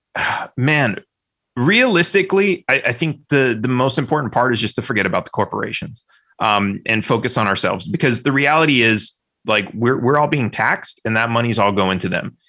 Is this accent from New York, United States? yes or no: no; California, United States; I grew up in California.